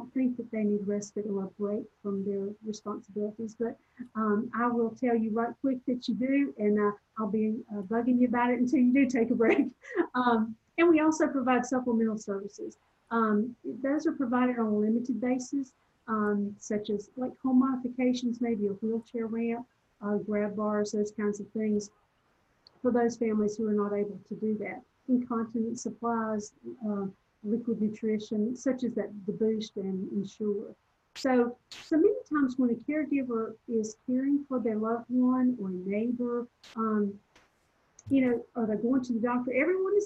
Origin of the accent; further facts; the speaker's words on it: Southern, United States; accent: Southern; my Southern accent